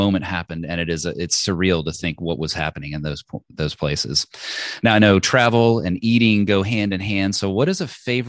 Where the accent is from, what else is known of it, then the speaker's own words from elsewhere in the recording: United States; I am an American.